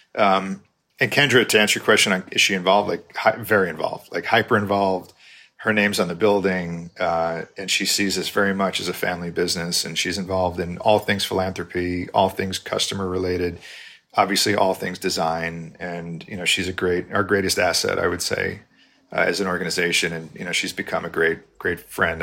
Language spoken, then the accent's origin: English; New York, United States; moved away as an adult; now in Texas, United States; I'm from New York originally.